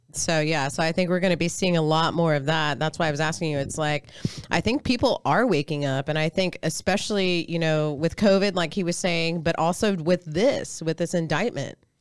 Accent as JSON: {"language": "English", "town": "Austin", "region": "Texas", "country": "United States", "said": "from Austin"}